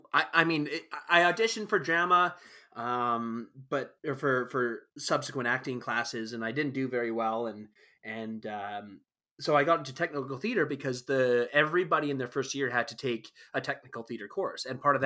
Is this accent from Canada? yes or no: yes; High Level, Alberta, Canada; born there; Like, I was born in High Level, Alberta.